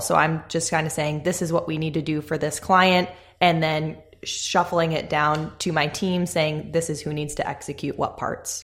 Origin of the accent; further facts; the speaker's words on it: Chicago, Illinois, United States; moved away as an adult; now in Charlotte, United States; I grew up in the Chicagoland area. I spent my whole life there until we moved to Charlotte about a year ago now